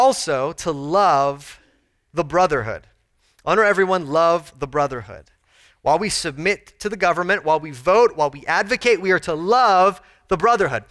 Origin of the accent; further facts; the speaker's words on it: United States; We have a unique kind of push and pull as American citizens